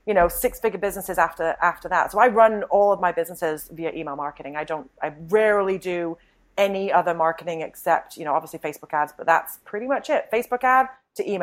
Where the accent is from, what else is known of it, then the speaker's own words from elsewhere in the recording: United Kingdom; I'm a refined British woman